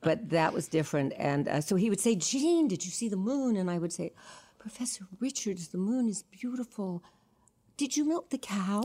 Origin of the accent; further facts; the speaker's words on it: New York City, New York, United States; I was born in New York City on Sixth Street and Second Avenue